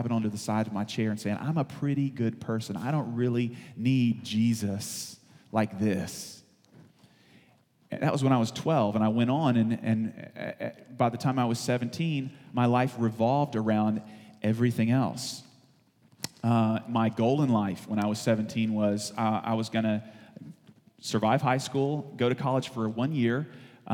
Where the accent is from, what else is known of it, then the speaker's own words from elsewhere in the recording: the South, United States; I'm from the South.